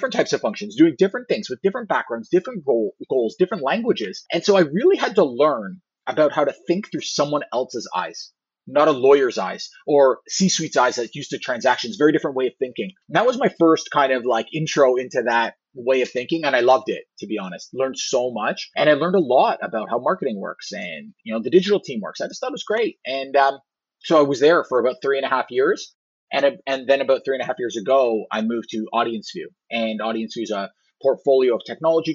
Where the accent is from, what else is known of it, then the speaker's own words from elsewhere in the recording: Toronto, Ontario, Canada; I grew up in the Toronto area